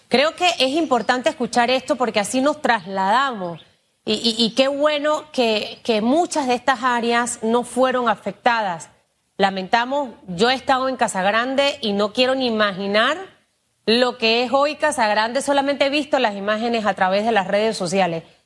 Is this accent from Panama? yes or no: yes; Chiriquí, Panama; Yo soy chiricana, mi papá es boqueteño